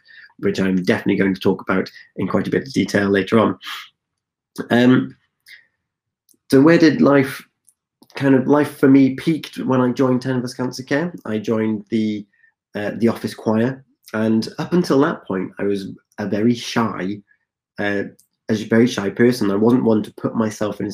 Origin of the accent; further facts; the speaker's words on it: West Wales, United Kingdom; I'm originally from West Wales. I'm one of four children and we were raised primarily by our mother